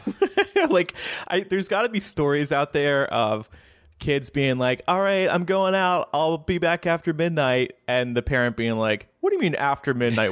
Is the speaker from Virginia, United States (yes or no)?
no; New Jersey, United States; I grew up in New Jersey